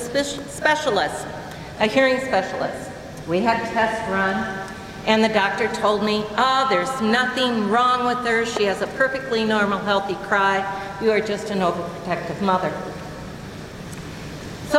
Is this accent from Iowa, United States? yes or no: yes; Cascade, Iowa, United States; Growing up in Cascade